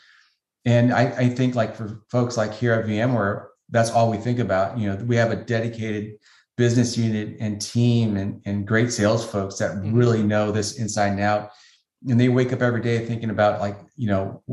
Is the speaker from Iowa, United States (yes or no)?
no; San Francisco, California, United States; I grew up in the San Francisco area, went to high school in San Francisco